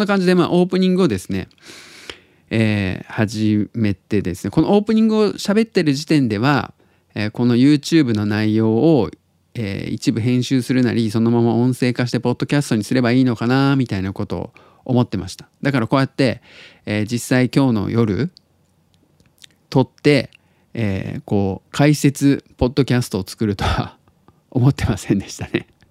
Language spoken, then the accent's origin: Japanese; Tottori, Japan; now in Osaka, Japan; 鳥取生まれギターポップ育ちの刑事です大阪市在住です